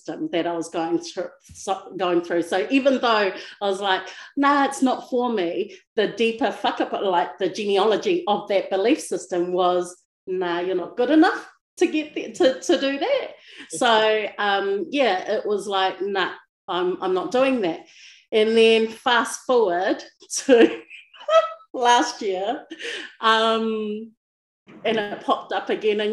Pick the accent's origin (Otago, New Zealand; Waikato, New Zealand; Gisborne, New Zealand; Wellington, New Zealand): Wellington, New Zealand; now in Palmerston North, New Zealand; currently based in Palmerston North New Zealand, born and bred in Wellington.